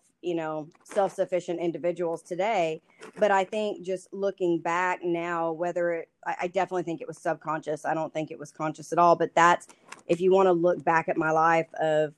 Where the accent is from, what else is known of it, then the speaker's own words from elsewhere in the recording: Lubbock, Texas, United States; now in Dallas, United States; I live in Dallas with my husband, Andrew. We've been married for about coming up on 5 years this year. I grew up in Lubbock